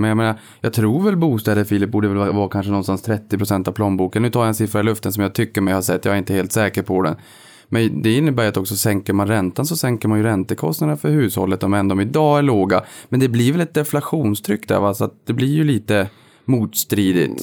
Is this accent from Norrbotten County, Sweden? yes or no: yes; Boden, Norrbotten County, Sweden; moved away; när jag var hemma i Boden för ett antal år sedan